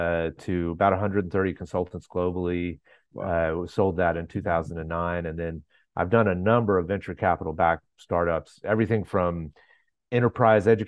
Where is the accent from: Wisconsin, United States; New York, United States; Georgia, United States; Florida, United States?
Georgia, United States; Atlanta; I'm from Atlanta, Georgia